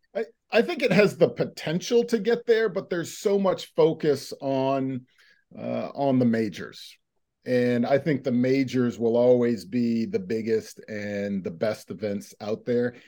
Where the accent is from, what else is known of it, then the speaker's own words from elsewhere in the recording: United States; being an American